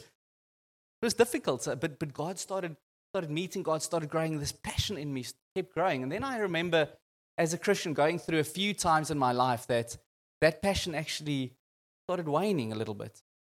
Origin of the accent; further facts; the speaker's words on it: Boksburg, Gauteng, South Africa; I came from Boxburg